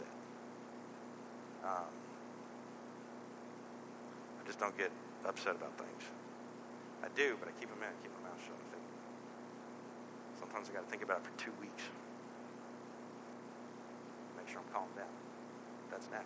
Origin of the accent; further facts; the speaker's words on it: Texas, United States; moved away; This church is the only reason why we stayed in this part of the world. We're both from Texas